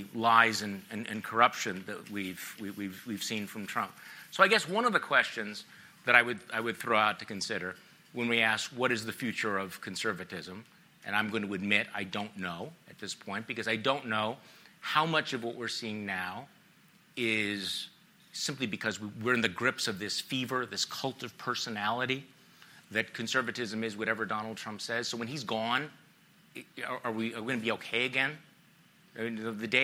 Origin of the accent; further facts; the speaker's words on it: Wisconsin, United States; I'm from Wisconsin